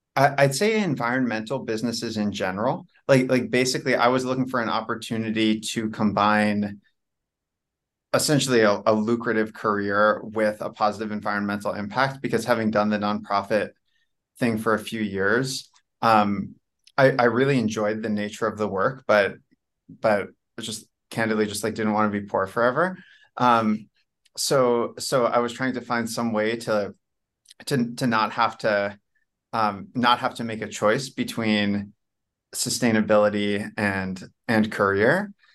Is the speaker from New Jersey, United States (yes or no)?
yes; New Jersey, United States; moved away as an adult; also born or lived in New York / Washington, D.C. area / China; I was born in New York. I'm, I grew up, I'm really from New Jersey. I grew up in New Jersey